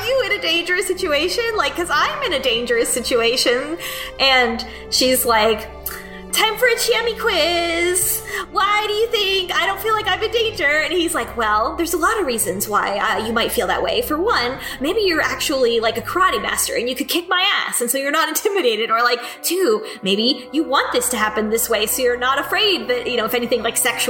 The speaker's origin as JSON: {"language": "English", "country": "United States", "said": "as an American"}